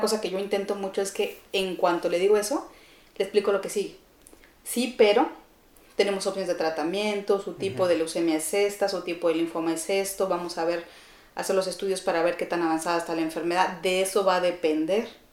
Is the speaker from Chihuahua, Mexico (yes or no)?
yes; Chihuahua, Mexico; moved away as an adult; also born or lived in Ciudad Juárez, Mexico; now in Mexico City, Mexico; yo nací en Ciudad Juárez, em, pero siempre he vivido en la ciudad de Chihuahua